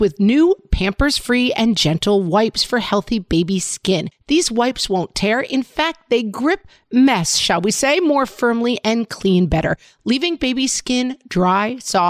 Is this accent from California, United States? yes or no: yes; California, United States; now in Texas, United States; Hey, I live in Texas. Like, I don't really have to deal with snow days. But I came from California and lots of stuff goes down in the winter in those places too.